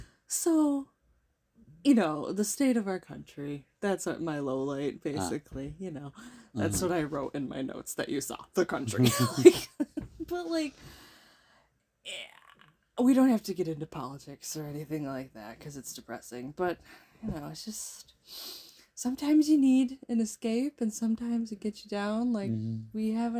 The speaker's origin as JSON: {"language": "English", "region": "New York", "country": "United States", "moved": "yes", "said": "we come from New York"}